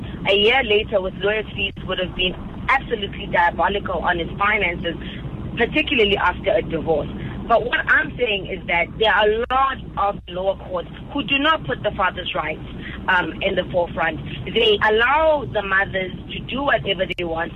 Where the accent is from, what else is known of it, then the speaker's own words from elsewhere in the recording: Mpumalanga, South Africa; I'm originally from Mpumalanga